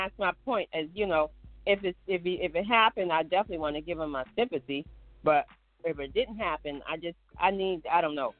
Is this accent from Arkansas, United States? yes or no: no; Ohio, United States; now in North Carolina, United States; I'm in North Carolina, and I kind of forget sometimes I grew up in Ohio, too.